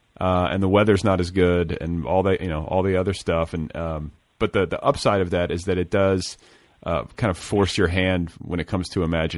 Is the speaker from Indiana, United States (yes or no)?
yes; Indiana, United States; also born or lived in Wisconsin; I grew up in Indiana and Wisconsin